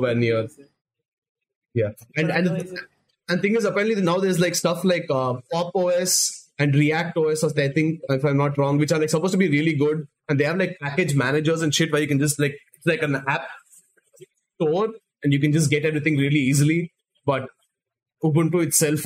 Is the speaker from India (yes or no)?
yes; India; we're all Indian.